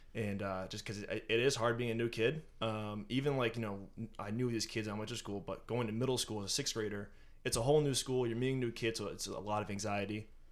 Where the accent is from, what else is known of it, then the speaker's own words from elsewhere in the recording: North Andover, Massachusetts, United States; born and raised in North Andover